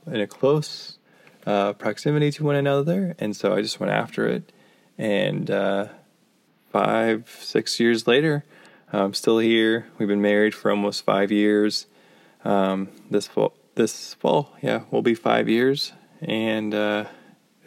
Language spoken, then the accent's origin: English; Cañon City, Colorado, United States; moved away as an adult; now in Kansas City, United States; I grew up in Colorado, in a small little town in southern Colorado. You may have heard of it, Canyon City, Colorado